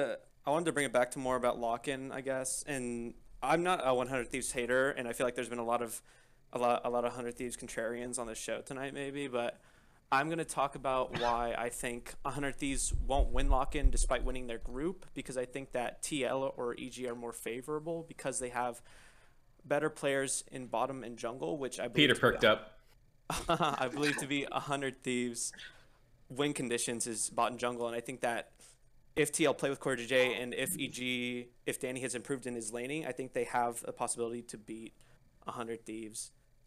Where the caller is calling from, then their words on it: Cincinnati, Ohio, United States; I'm calling from Cincinnati, Ohio.